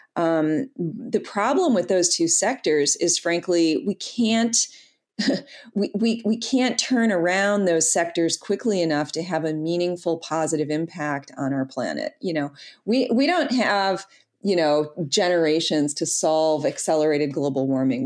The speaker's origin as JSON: {"language": "English", "town": "Detroit", "region": "Michigan", "country": "United States", "tie": "born or raised there", "said": "I'm from Detroit, born and raised there"}